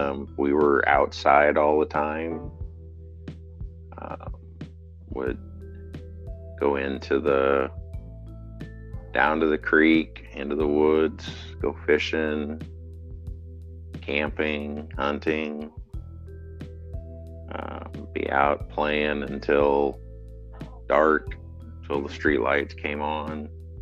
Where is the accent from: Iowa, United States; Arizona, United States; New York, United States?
Iowa, United States; West Liberty; West Liberty, Iowa.